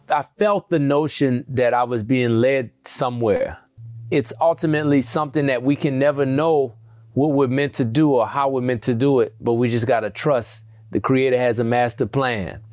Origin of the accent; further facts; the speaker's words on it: New Orleans, Louisiana, United States; accent: southern; we grew up in New Orleans